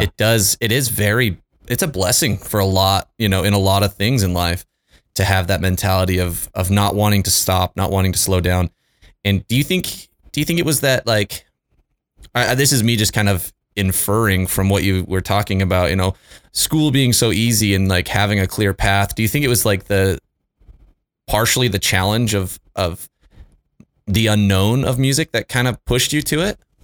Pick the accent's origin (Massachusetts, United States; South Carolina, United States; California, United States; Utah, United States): Utah, United States; moved away as an adult; also born or lived in Houston; I grew up in Utah